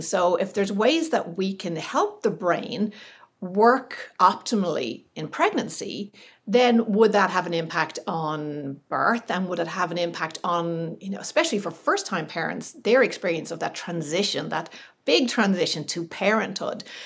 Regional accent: Ireland; moved away as an adult; also born or lived in California; being Irish

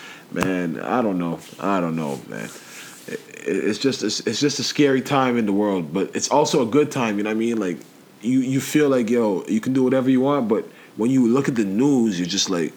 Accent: England, United Kingdom; now in Canada; I was born in England.

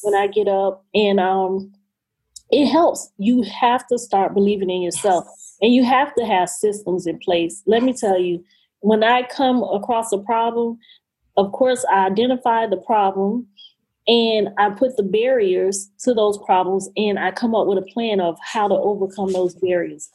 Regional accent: Florida, United States; Angela Bassett is from my hometown

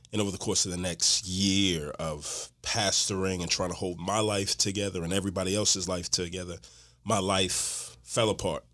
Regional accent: Houston, Texas, United States; moved away as an adult; now in Atlanta, United States; Born and raised in Houston, Texas, living Atlanta right now.

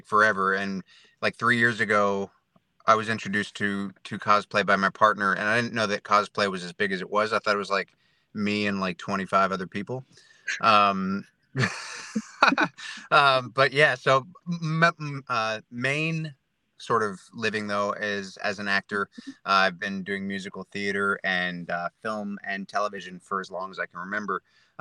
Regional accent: New Jersey, United States; moved away as an adult; now in Melbourne, Australia; I'm from New Jersey. I grew up until I was about 25, New Jersey, the United States, and I moved to Australia, Melbourne

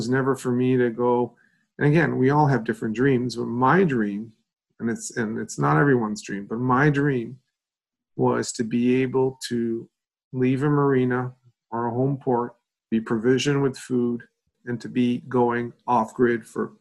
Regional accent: Quebec, Canada; I grew up in Eastern Canada in a province called Quebec.

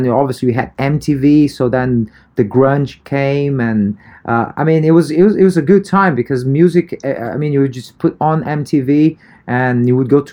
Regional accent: Brazil; moved away; also born or lived in United Kingdom; even though I was born in Brazil, my background is totally European

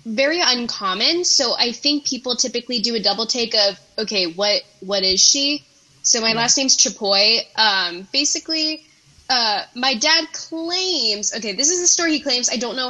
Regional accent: Maryland, United States; I'm from Maryland

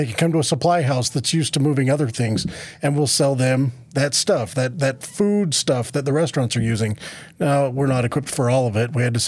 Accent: Moab, Utah, United States; Yeah, so, well, I'm originally from Moab, which I think used to be CD2 when I was born there

